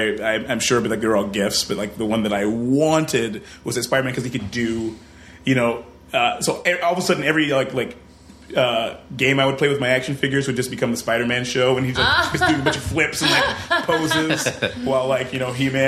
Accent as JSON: {"language": "English", "town": "Detroit", "region": "Michigan", "country": "United States", "said": "I'm from Detroit."}